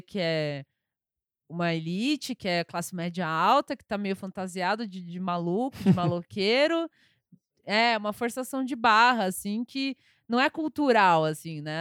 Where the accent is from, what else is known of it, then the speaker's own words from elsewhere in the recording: São Paulo, Brazil; eu sou paulistana, eu nasci, aqui, inclusive nasci na Avenida Paulista